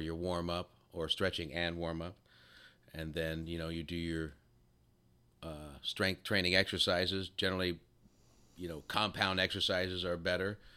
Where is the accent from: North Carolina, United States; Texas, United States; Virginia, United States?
Texas, United States; I'm from Texas.